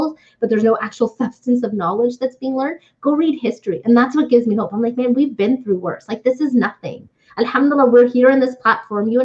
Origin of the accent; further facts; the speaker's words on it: Canada; But I grew up in Canada. I went to high school here.